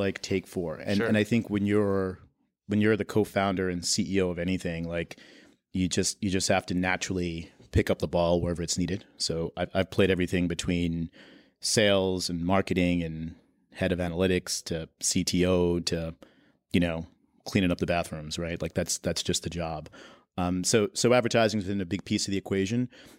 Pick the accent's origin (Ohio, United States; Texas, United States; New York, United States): New York, United States; New York City; I'm from Queens.